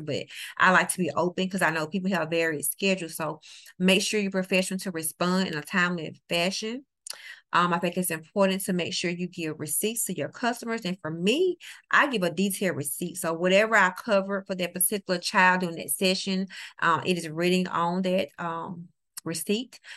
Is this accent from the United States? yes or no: yes; New Orleans, Louisiana, United States; now in Mississippi, United States; I live in the great state of Mississippi. I'm originally from New Orleans, Louisiana